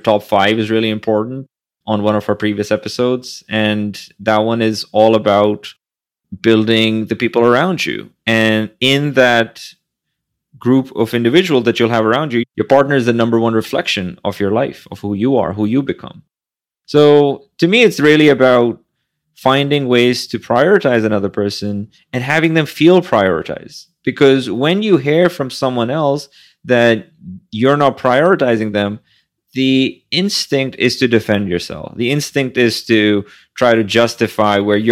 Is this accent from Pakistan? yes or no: yes; Pakistan; now in New York City, United States; I went from someone who barely passed high school growing up in Pakistan